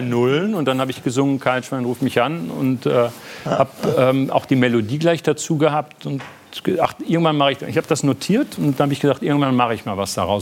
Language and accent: German; North Rhine-Westphalia, Germany; moved away as an adult; now in Berlin, Germany; ich war dann aber auch bockig als Westfale